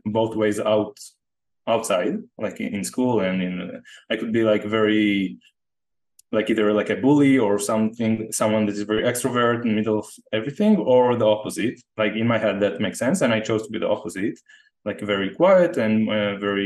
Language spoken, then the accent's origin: English; Jerusalem, Jerusalem District, Israel; moved away as an adult; also born or lived in San Diego / Costa Rica; I was born in Jerusalem in the same house. I grew up in the same house there until I was like 23